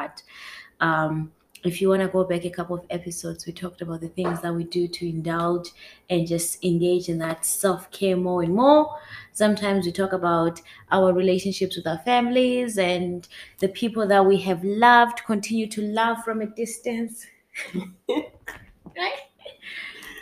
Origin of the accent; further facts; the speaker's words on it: Zimbabwe; now in Edmonton, Canada; Living in Edmonton, born and raised in Zimbabwe, been here more than half my life, been in Canada for more than half my life.